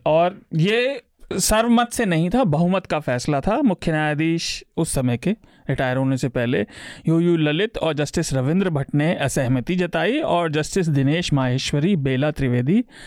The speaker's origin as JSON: {"language": "Hindi", "region": "Uttar Pradesh", "country": "India", "said": "मैं यूपी से आता हूँ"}